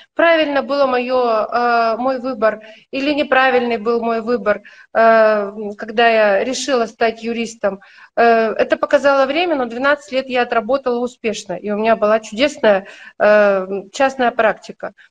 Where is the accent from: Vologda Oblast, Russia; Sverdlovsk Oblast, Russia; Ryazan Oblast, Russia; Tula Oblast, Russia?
Sverdlovsk Oblast, Russia; Yekaterinburg; я из Екатеринбурга, у нас вот тогда это был очень мощный вуз